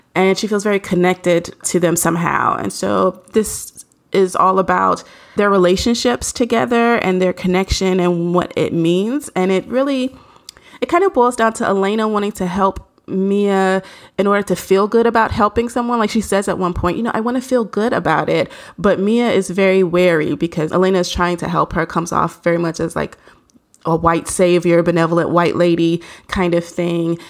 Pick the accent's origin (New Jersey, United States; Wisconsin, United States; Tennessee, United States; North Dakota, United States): Tennessee, United States; Nashville; I'm from Nashville